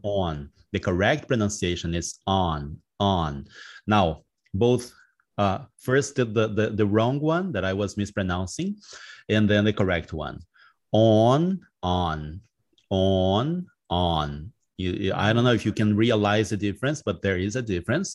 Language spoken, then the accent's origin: English; Porto Velho, Rondônia, Brazil; English is a second language; also born or lived in Santa Helena, Paraná / Curitiba; I was born in Paraná, but I grew up in Rondônia, in Porto Velho